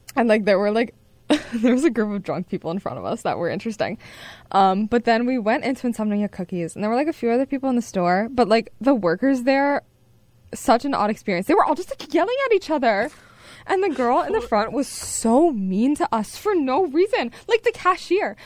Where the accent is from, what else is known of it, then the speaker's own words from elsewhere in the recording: Hershey, Pennsylvania, United States; moved away; my hometown a lot, and like it was such a nice place to like grow up